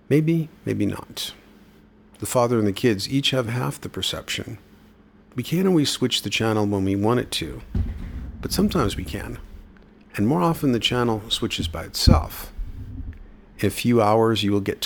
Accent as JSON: {"language": "English", "town": "New York City", "region": "New York", "country": "United States", "tie": "born or raised there", "said": "growing up in the Bronx"}